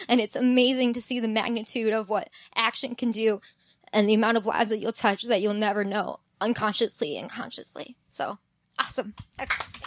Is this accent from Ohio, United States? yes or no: yes; Cleveland, Ohio, United States; I was from Cleveland